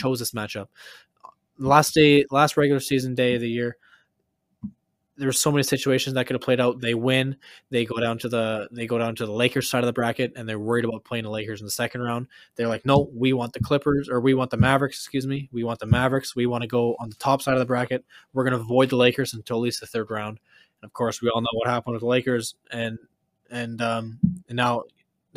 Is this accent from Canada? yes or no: yes; Canada; as a Canadian